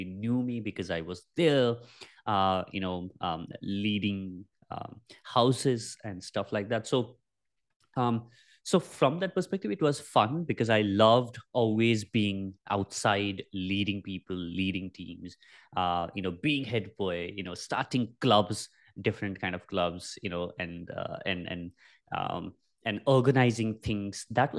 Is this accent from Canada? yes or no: no; Nepal; English is a second language; so I was, born and brought up in Nepal, and in a very, very small village is where we originally come from.